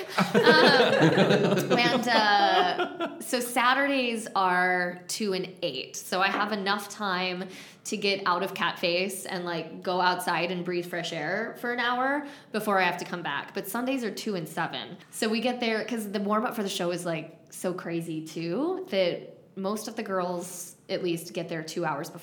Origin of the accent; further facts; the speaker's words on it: San Diego, California, United States; I'm from San Diego